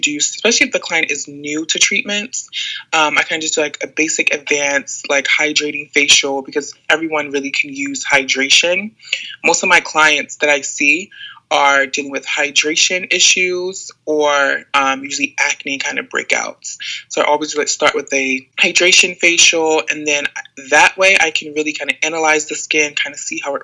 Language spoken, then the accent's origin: English; Maryland, United States; also born or lived in Atlanta; I'm from Maryland, so I moved back to Maryland to kind of be with family for a little bit